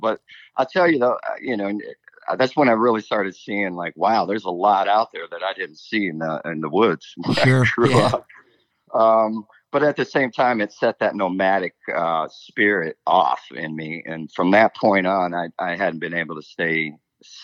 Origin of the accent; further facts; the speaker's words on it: Indiana, United States; now in Nashville, United States; I was from Indiana, kind of grew up in a family band